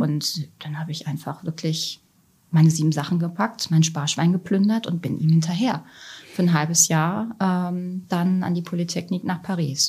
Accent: Germany; also born or lived in Italy; als Deutsche

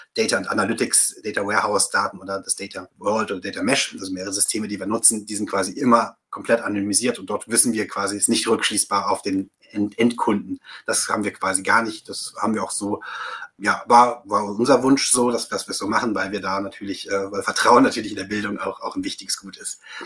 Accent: Rhineland, Germany; also born or lived in Baden-Württemberg; now in Bavaria, Germany; bin gebürtiger Rheinländer

